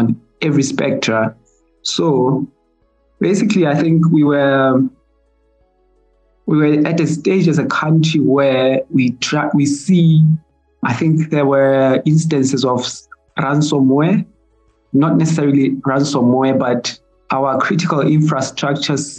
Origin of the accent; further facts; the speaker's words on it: Lesotho; from the Mountain Kingdom of Lesotho.